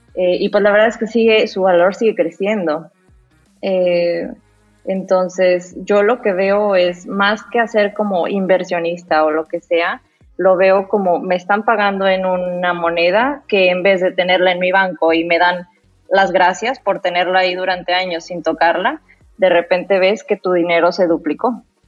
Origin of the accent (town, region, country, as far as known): Mexico